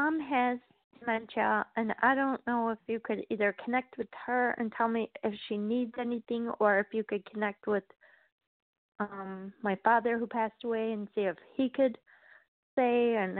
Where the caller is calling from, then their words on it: Wisconsin, United States; I'm calling from Wisconsin.